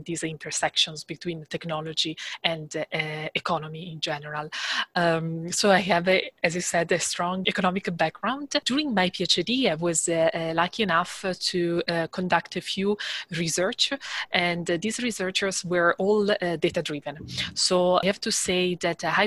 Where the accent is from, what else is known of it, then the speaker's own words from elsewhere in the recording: Italy; moved away as an adult; I am from Italy